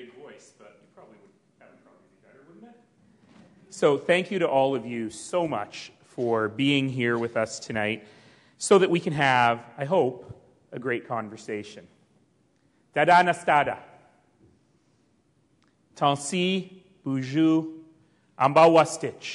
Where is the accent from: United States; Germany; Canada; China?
Canada; Calgary, Alberta; The Blackfoot call the place I come from Mokinstis, the elbow, the place where two rivers meet